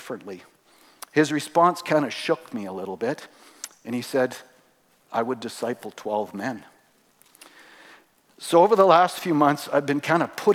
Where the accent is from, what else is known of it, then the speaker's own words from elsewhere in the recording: Three Hills, Alberta, Canada; I grew up here in Three Hills. Actually, we moved here when I was in grade 7.